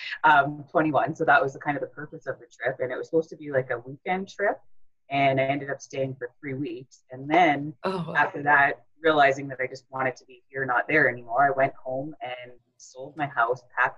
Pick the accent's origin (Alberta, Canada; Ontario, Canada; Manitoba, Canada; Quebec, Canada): Ontario, Canada; Thunder Bay; now in Toronto, Canada; I was actually born and raised in Thunder Bay, Ontario